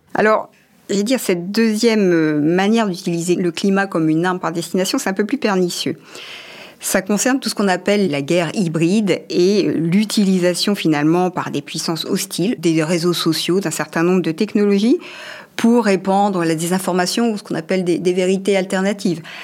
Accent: France; chez nous en France

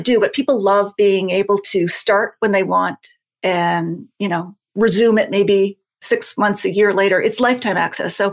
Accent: Nova Scotia, Canada; I'm from Nova Scotia

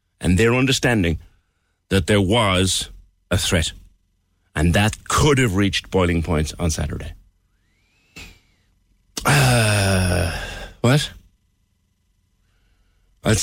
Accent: Cork, Munster, Ireland; as an Irishman, as a proud Corkman

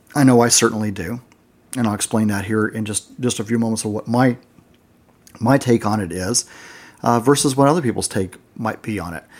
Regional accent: United States; being American there, we were actually in the minority.

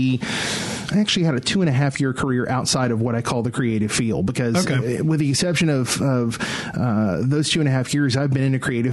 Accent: Jackson, Mississippi, United States; I grew up outside of Jackson, metro area of Jackson.

